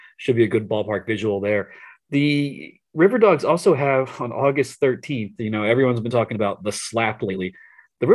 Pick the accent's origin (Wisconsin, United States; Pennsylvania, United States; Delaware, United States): Pennsylvania, United States; Philadelphia; growing up in the Philadelphia area